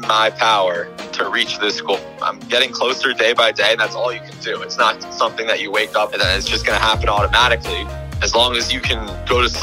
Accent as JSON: {"language": "English", "region": "South Florida", "country": "United States", "tie": "born or raised there", "also_born_or_lived": "Syracuse", "moved": "as an adult", "said": "I'm from South Florida. I joined our high school newspaper"}